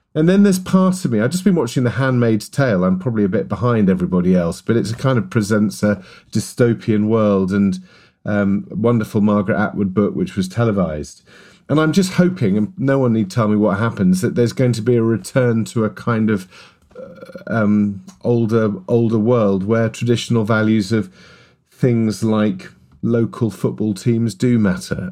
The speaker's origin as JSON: {"language": "English", "region": "London", "country": "United Kingdom", "tie": "born or raised there", "said": "as a kid growing up in West London, and my father was a, was a Welshman"}